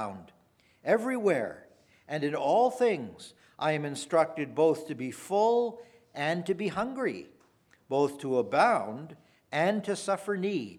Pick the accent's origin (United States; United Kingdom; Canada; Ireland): Canada; Ontario; I come from Ontario, Canada